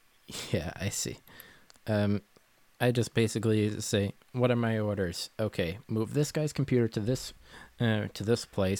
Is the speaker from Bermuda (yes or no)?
yes; Bermuda; now in Massachusetts, United States; I'm from a British colony